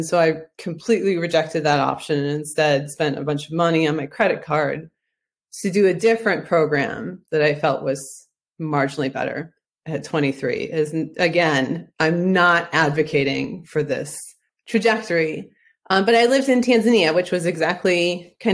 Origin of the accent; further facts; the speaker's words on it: Ohio, United States; I'm from Ohio